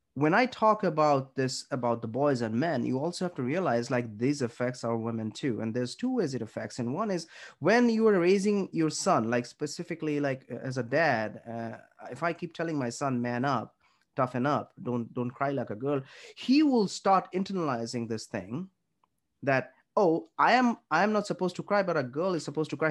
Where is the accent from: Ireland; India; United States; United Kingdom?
India; we grew up in India or in Southeast Asian community